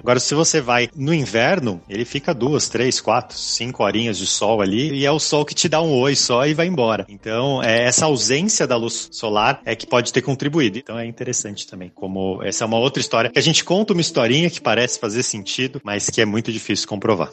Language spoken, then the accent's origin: Portuguese; Brazil; a gente como brasileiro